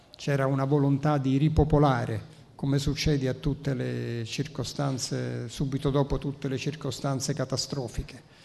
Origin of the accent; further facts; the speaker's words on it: Naples, Campania, Italy; accent: Neapolitan; first language Neapolitan; Italian is a second language; la lingua materna che è il napoletano. È stata la mia lingua madre